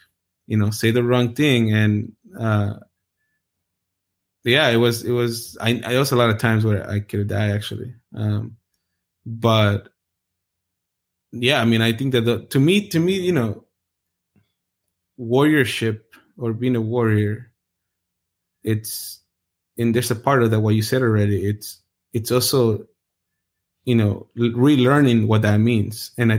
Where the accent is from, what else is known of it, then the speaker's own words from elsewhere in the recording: Anaheim, California, United States; Because I grew up in the hood. Like, I grew up in Orange County, and it's pretty rough. In a part where I lived in Anaheim, it was gang infested